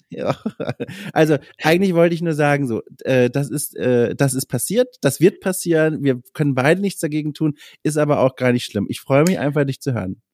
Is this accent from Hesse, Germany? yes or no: no; Franconia, Bavaria, Germany; moved away; Ich komme nicht aus Schwaben, sondern aus okay. Franken